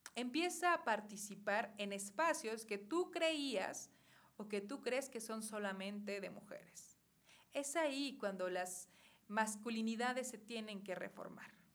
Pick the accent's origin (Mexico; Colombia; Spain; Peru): Mexico; Cuautitlán, State of Mexico; nuestro municipio de Cuautitlán, ¿no? Yo soy nativa de aquí